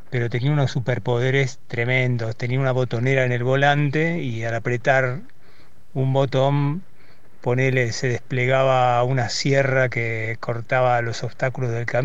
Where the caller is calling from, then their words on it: Villa Devoto, Buenos Aires, Argentina; de Devoto